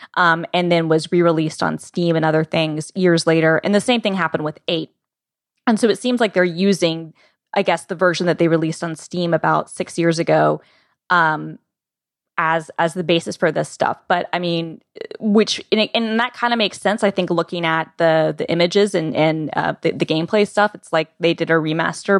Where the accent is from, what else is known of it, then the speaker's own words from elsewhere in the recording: Atlanta, Georgia, United States; I'm from Atlanta